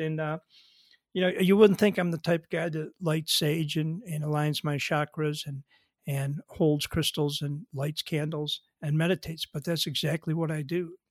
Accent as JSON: {"language": "English", "town": "Buffalo", "region": "New York", "country": "United States", "tie": "born or raised there", "said": "We grew up together in Buffalo, New York"}